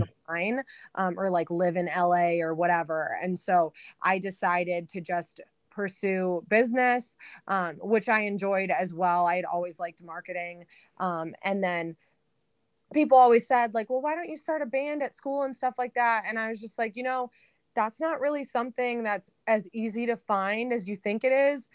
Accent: outer Metro Detroit, Michigan, United States; I'm born and raised in Michigan. Um, I guess, like, outer Metro Detroit

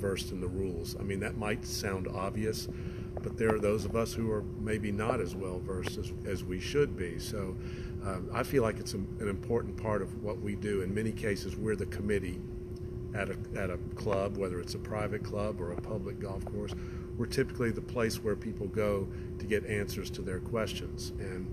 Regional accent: Augusta, Georgia, United States; now in Sonoma County, California, United States; I grew up in Augusta, Georgia, and I grew up in a golfing family.

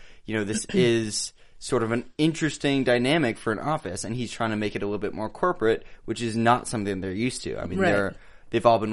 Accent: Bay Area, California, United States; now in Los Angeles, United States; We have a little NorCal pride right now. I'm not from Silicon Valley, but pretty close

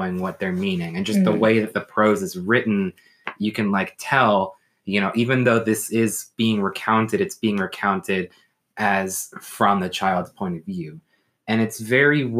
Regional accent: the South, United States; I'm from the South

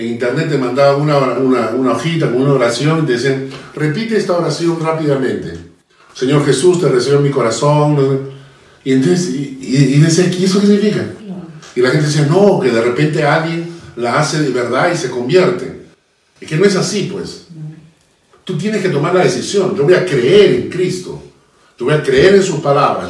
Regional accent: Peru; todos somos peruanos

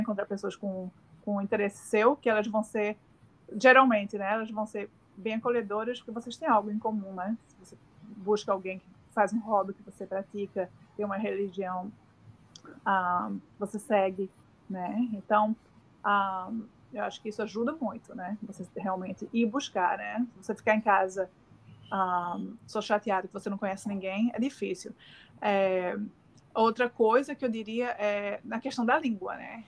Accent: Northeast Region, Brazil; accent: Northeastern; moved away as an adult; now in Australia; como nordestina, né, tenho um, um sotaque bem acentuado

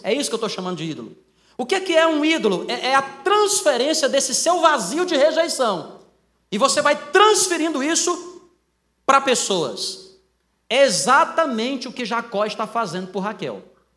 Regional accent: Northeast Region, Brazil; moved away as an adult; also born or lived in São Carlos; eu sou nordestino

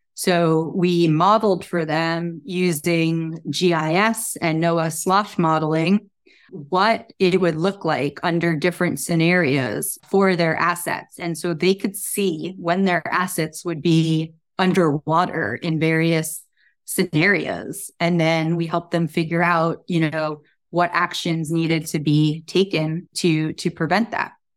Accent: New Jersey, United States; moved away; also born or lived in New York; I grew up in New Jersey

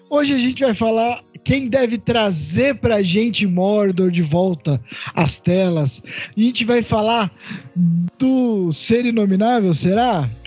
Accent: Ribeirão Preto, São Paulo, Brazil; Cara, a gente é de Ribeirão Preto, a gente sabe bem que ser cura também é foda.

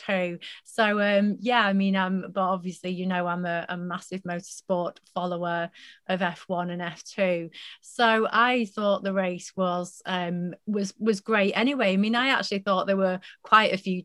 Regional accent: United Kingdom; as British fans, as British followers

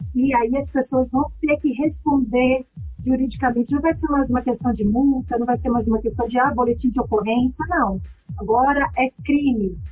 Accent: interior of Espírito Santo, Brazil; eu sou capixaba, quero já saudar a minha conterrânea Elisa Lucinda

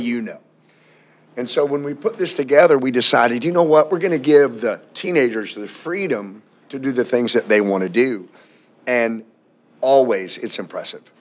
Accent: Louisville, Kentucky, United States; also born or lived in outside Atlanta, Georgia; now in Atlanta area, United States; I'm from Louisville, Kentucky

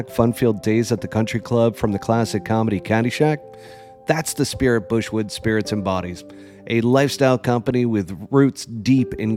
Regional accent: New York City, New York, United States; I'm a New York guy, folks. I'm from New York City

